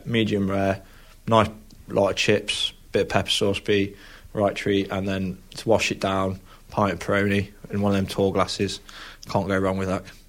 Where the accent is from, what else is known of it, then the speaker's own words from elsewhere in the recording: Lincoln, East Midlands, United Kingdom; I was born in Lincoln